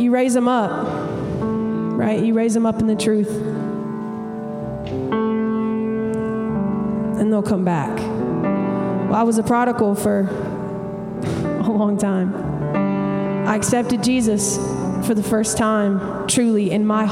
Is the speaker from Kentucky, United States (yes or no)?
no; Montgomery, Alabama, United States; now in Nashville, United States; I'm originally from Montgomery, Alabama